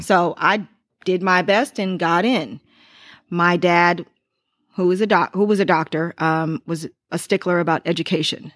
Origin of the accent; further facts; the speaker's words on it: Lorain, Ohio, United States; growing up in Lorraine, I didn't go to public school